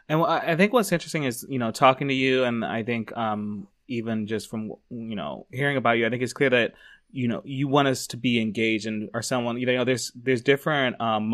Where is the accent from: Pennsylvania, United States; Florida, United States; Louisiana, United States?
Pennsylvania, United States; Brian Sims, from my home state.